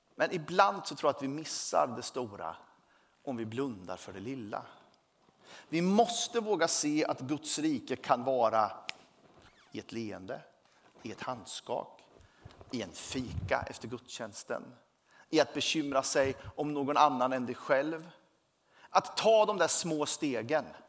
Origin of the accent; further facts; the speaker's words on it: Sweden; Jag tillhör Sverige, jag är glad för det